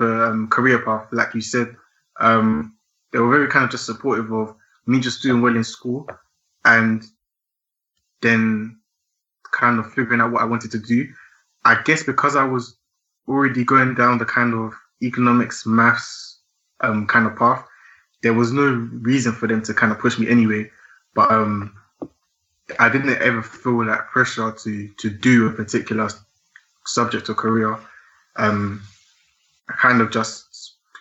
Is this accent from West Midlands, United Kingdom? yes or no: no; Essex, East of England, United Kingdom; also born or lived in London; I was born in London, but I grew up in Essex. I went to school in Essex, just outside of London